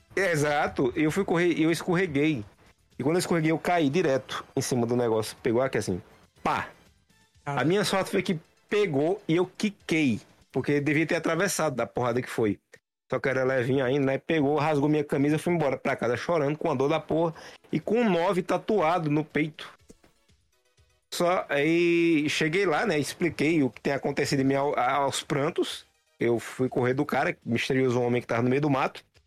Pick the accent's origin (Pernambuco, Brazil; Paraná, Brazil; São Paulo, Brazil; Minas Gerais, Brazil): Pernambuco, Brazil; Santa Cruz do Capibaribe; now in Caruaru, Brazil; na cidade que eu morava, Santa Cruz